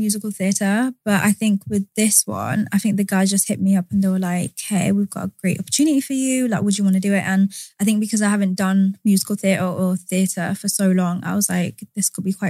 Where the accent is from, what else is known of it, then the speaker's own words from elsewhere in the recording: Wales, United Kingdom; I'm just literally from around here, pretty much. I'm like 10 minutes from here.